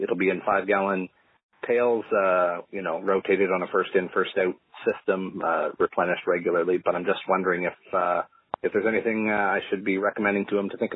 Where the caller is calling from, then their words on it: Ontario, Canada; Hello, Jack. … I'm from Ontario, Canada, with a question about long-term storage of honey.